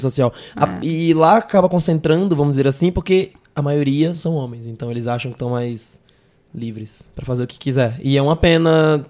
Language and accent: Portuguese; Northeast Region, Brazil; accent: nordestino; eu sou nordestino, dá pra perceber no sotaque